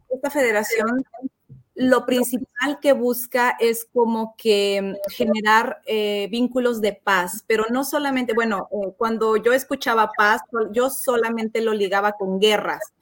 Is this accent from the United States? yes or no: yes; United States; born there; also born or lived in Guadalajara, Mexico; Eh, yo nací en Estados